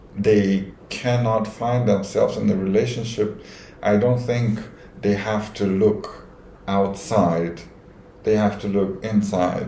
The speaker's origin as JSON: {"language": "English", "country": "Romania", "moved": "as an adult", "lives_now": "Dubai, United Arab Emirates", "said": "I'm from Romania. 38 years old. Uh, in Dubai for more than 11 years."}